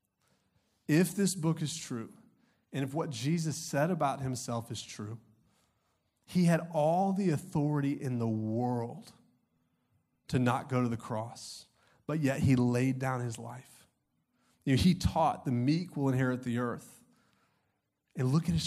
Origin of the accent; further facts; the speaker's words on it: Augusta, Georgia, United States; I grew up in Augusta, Georgia.